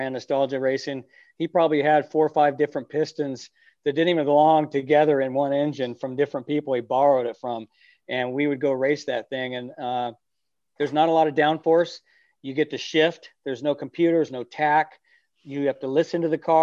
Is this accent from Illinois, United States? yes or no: no; California, United States; my parents raced when I was a kid. I grew up around it in California.